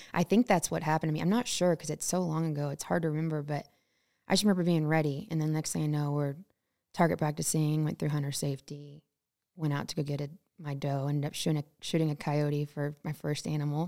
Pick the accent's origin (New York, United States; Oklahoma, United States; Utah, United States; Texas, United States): Texas, United States; Temple; now in Montana, United States; born and raised in Temple, Texas. So Central Texas, a little bit north of Austin